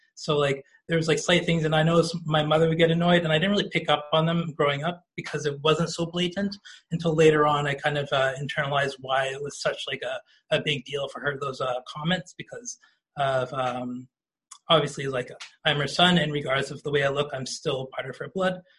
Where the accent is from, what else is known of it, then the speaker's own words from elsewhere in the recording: Toronto, Ontario, Canada; growing up in Toronto and especially the regions of Toronto I grew up